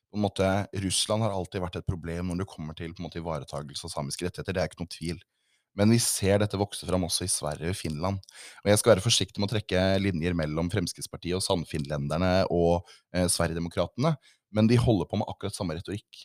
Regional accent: Southern Norway, Norway; jeg er født og oppvokst her sørpå

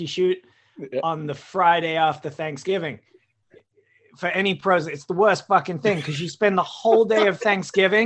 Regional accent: England, United Kingdom; moved away; I say England

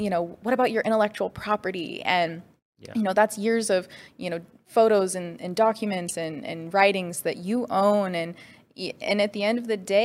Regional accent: Spokane, Washington, United States; was born and raised in Spokane, Washington

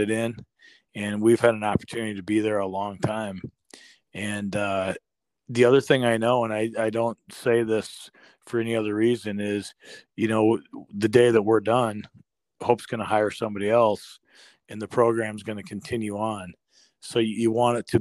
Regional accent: Northeast Iowa, United States; now in Michigan, United States; I was born and raised a Packer fan growing up in Northeast Iowa

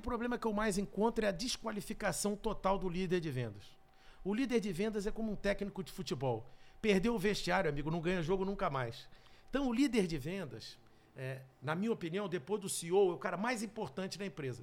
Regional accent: Rio de Janeiro, Brazil; eu morava no Rio, que eu sou carioca

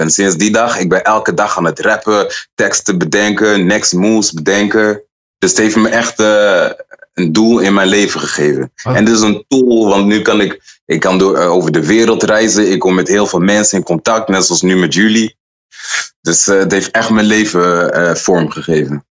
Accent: Utrecht, Netherlands; ik kom uit Utrecht en ik ben altijd trots op Utrecht

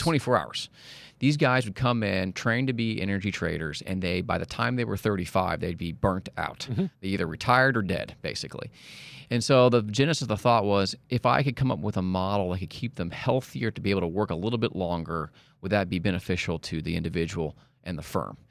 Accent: Kansas City, Missouri, United States; now in Dallas, United States; I'm from Kansas City

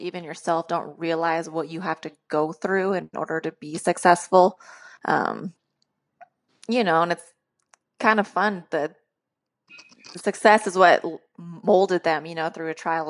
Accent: Sacramento, California, United States; I am from Sacramento, California

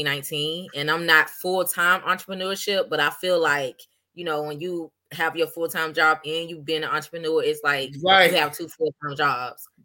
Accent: Orlando, Florida, United States; moved away as an adult; now in Maryland, United States; I'm actually originally from Orlando, Florida, 407 stand up

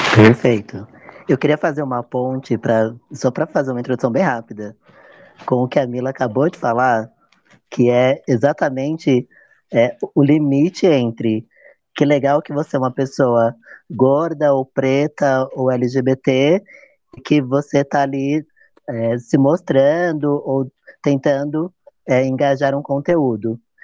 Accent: São Paulo, Brazil; sou da cidade de São Paulo

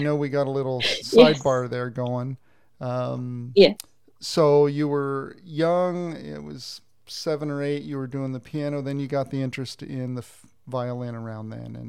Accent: United States; moved away; I was originally from the States.

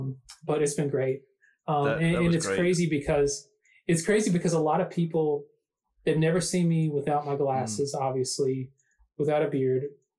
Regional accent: the South, United States; I mean, I'm from the South, yeah, man.

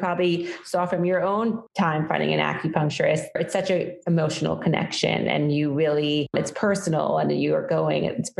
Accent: New York City, New York, United States; So I'm from New York City, and I live in New York City now

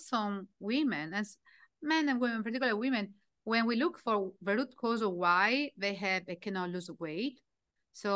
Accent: Italy; English is a second language; moved away as an adult; I was from Italy

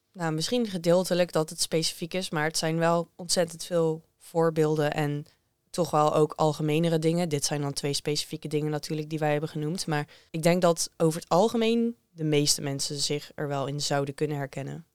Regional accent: Netherlands; voor mij als Nederlander

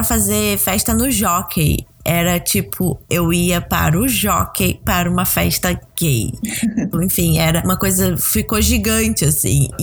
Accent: Rio de Janeiro, Brazil; Eu sou do Rio

